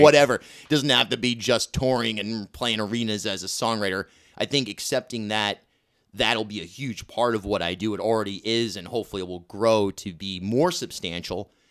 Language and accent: English; Rhode Island, United States; moved away as an adult; also born or lived in Brooklyn, New York / Newport, Rhode Island; Growing up in Rhode Island